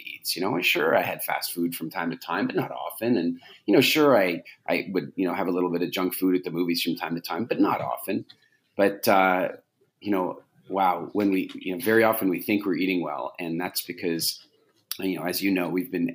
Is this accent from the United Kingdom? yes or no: no; Canada; I grew up in Canada